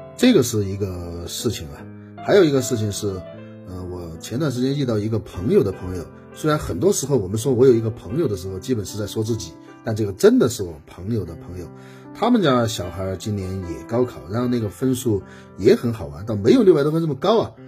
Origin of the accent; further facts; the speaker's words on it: Guizhou, China; 作为一个贵州人